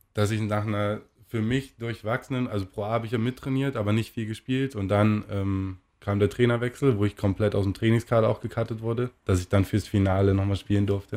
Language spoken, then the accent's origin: German; Erfurt, Thuringia, Germany; für mich als Erfurter